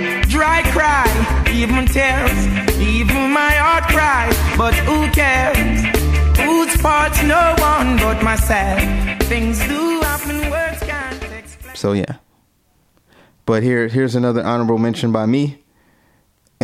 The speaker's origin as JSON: {"language": "English", "country": "Jamaica", "moved": "yes", "said": "I'm a Jamaican man"}